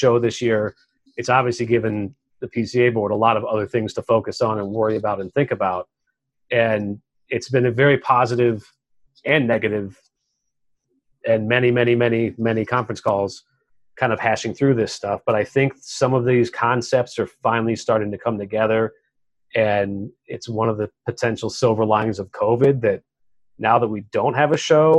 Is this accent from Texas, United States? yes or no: yes; West Texas, United States; I'm from West Texas